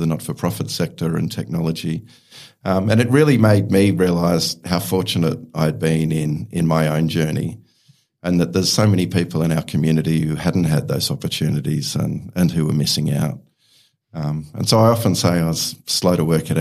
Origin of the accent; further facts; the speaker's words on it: Melbourne, Victoria, Australia; also born or lived in Scotland; I was born in Scotland, but moved to Australia when I was 2 years old, and I grew up in Eltham, which for those of you who know Melbourne